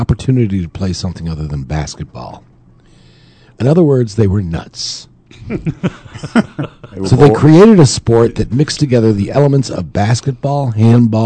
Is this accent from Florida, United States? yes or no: no; New York, United States